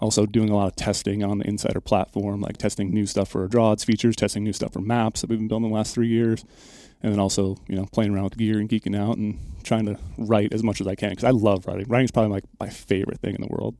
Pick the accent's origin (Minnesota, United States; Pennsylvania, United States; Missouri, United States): Minnesota, United States; moved away; I'm originally from Minnesota